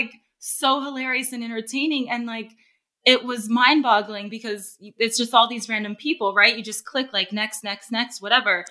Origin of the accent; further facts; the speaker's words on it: Corona, California, United States; I'm from Corona, California, Southern California. Grew up around Orange County, Inland Empire, around there